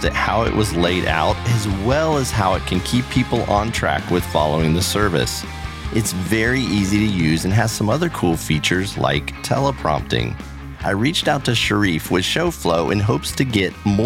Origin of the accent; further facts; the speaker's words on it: Central Florida, United States; I grew up in the Central Florida area